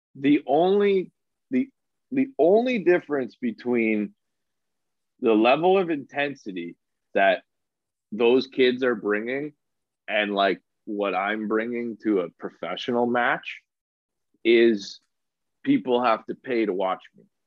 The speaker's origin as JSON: {"language": "English", "region": "Alberta", "country": "Canada", "tie": "born or raised there", "said": "I grew up in Alberta"}